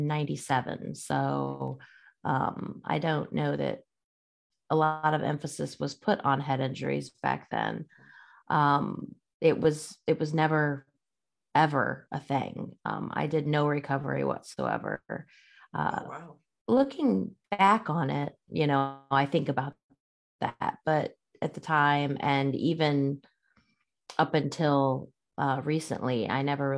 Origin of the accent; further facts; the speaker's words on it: Illinois, United States; I grew up in Illinois, a little town. Middle of nowhere, really